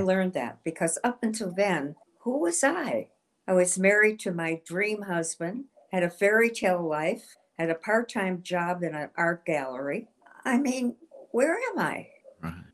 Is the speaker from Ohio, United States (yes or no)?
yes; Shaker Heights, Ohio, United States; I was from Cleveland, Ohio, Shaker Heights.